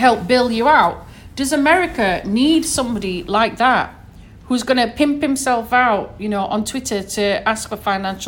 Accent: United Kingdom; moved away; as we say back in the UK

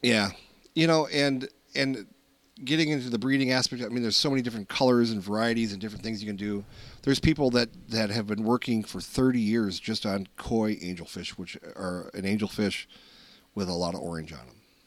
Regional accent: Minnesota, United States; We're from Minnesota

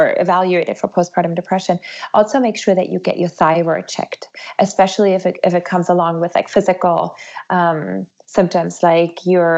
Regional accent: Germany; now in United States; I'm actually from Germany originally

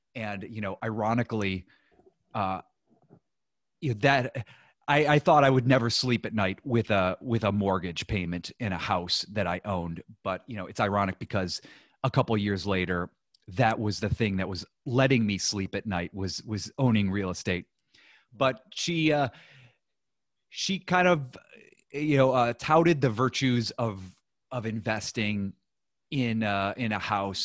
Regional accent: Ohio, United States; moved away as an adult; also born or lived in New York; I grew up in Ohio

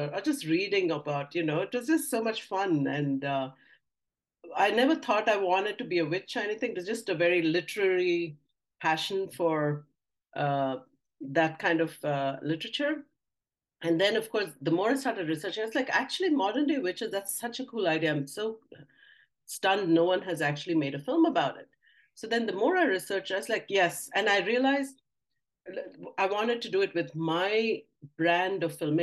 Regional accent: India; moved away; I grew up in India.

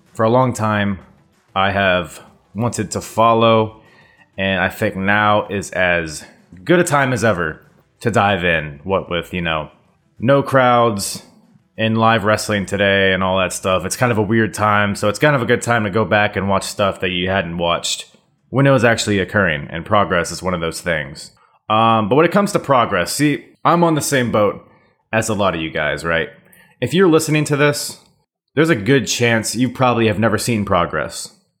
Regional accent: United States; now in Virginia, United States; as an American

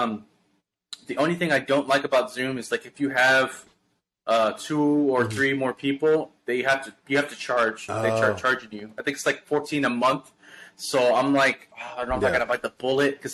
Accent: Houston, Texas, United States; this is my community, this is my hometown, this is my city that I represent

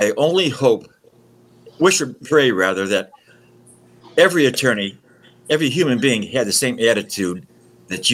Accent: Detroit, Michigan, United States; also born or lived in Warren, Michigan; now in Oakland County, United States; I was born and raised in Detroit

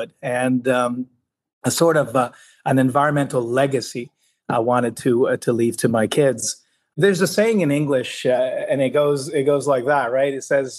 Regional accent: Quebec, Canada; also born or lived in Spain; I come from Quebec, from province of Canada, where water is abundant and associated to energy through our utility here, Hydro-Quebec

